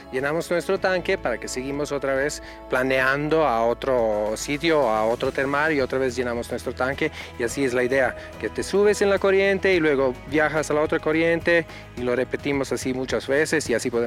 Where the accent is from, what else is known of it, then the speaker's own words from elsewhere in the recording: Croatia; now in Mexico; Soy mm, instructor de parapente, vengo de Croacia y aquí estamos en el hangar 5, en, por Valle de Bravo